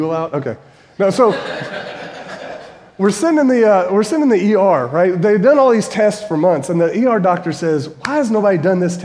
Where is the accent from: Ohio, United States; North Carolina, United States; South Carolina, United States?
North Carolina, United States; Winston-Salem; moved away as an adult; also born or lived in Indiana / Kentucky; My wife and I moved from Kentucky to Winston-Salem, which is my hometown, to start a church in 2009.